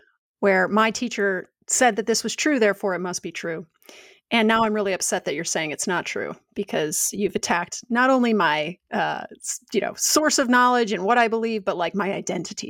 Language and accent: English; Adams, Wisconsin, United States; I'm 30 miles north of Wisconsin Dells from Adams Friendship, a very small town